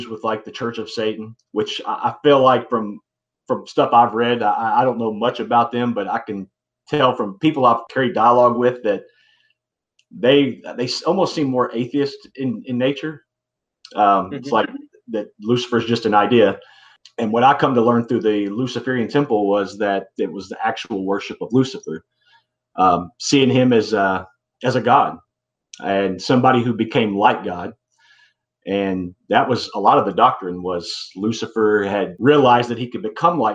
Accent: Kentucky, United States; I'm from Kentucky. I was born and raised here, moved to a different city

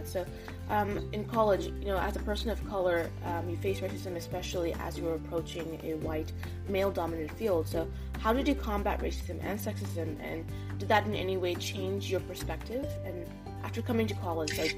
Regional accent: Bay Area, California, United States; I grew up in the Bay Area

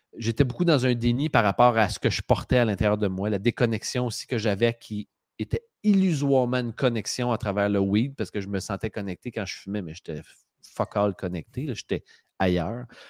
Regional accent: Drummondville, Quebec, Canada; je viens de Drummondville

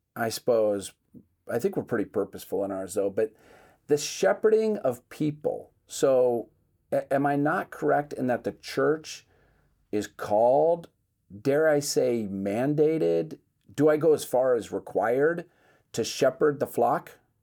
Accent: Seattle, Washington, United States; I'm from Seattle

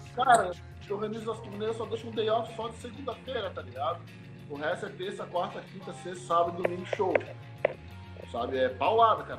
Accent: Belém, Pará, Brazil; moved away; eu nasci em Belém do Pará, tá ligado? Eu sou lá do Norte

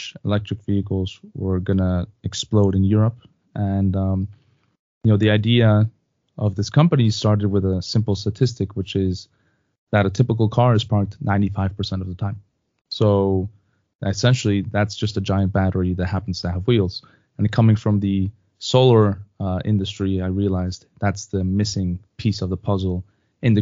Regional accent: Mexico; moved away; also born or lived in United States; I'm originally from Mexico

